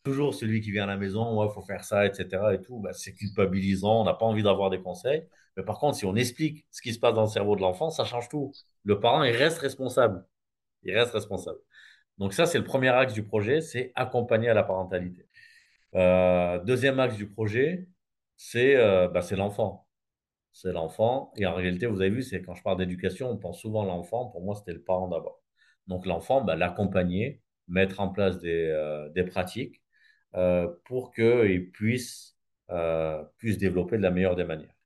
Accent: Gard, Occitania, France; moved away as an adult; now in Réunion, France; je suis né dans le sud de la France, dans un village dans le Gard

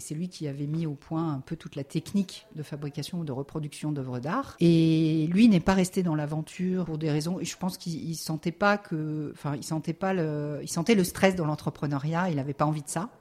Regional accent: Lyon, Auvergne-Rhône-Alpes, France; moved away as an adult; also born or lived in Nantes; now in Lille, France; c'est pas le Lyon de ma jeunesse

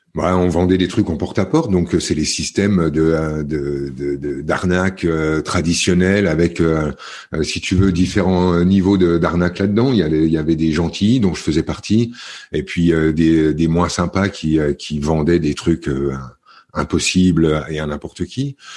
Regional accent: the Vosges, Grand Est, France; moved away as an adult; also born or lived in near Paris / Var (near Le Lavandou, Bormes-les-Mimosas); je suis né près de Paris parce que les circonstances étaient comme ça, mais j'ai très vite grandi dans les Vosges, dans un petit village

